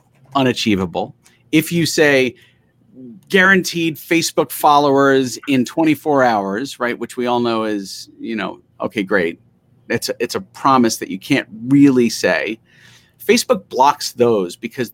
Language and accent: English; New York City, New York, United States; I grew up in Queens